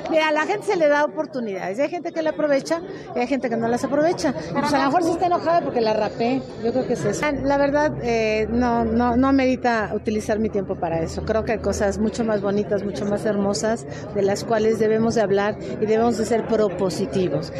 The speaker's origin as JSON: {"language": "Spanish", "country": "Mexico", "said": "mi felicidad como mexicana"}